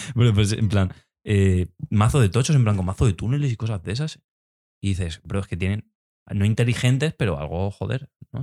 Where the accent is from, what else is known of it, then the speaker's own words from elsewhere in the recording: Spain; nosotros, por ejemplo, somos españoles, hablamos español